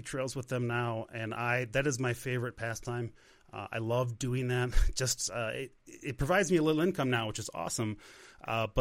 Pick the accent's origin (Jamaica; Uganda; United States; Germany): United States; Chicago, Illinois; moved away as an adult; now in Monument, Colorado, United States; I live in Monument, Colorado now. I grew up in Chicago. Chicago was my home for 35 years